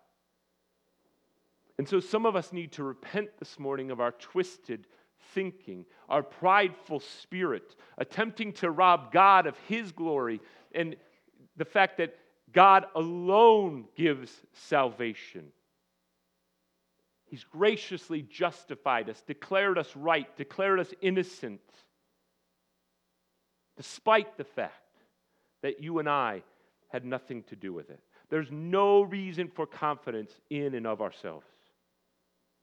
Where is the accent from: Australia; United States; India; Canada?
United States; as American Christians